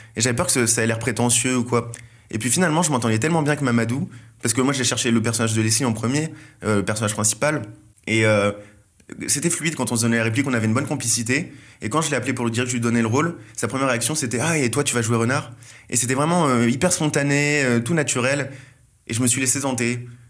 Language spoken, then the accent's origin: French; Seine-et-Marne, Île-de-France, France; je viens d'une ville de Seine-et-Marne qui est à mi-chemin entre le quatre-vingt-treize et, euh, la campagne. Donc, euh, j'ai vécu toute ma vie, euh, dans, dans cette